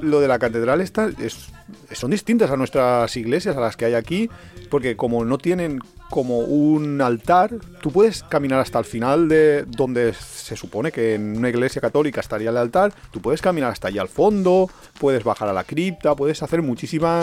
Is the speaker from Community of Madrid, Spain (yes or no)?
no; Valencian Community, Spain; somos muy, muy valencianos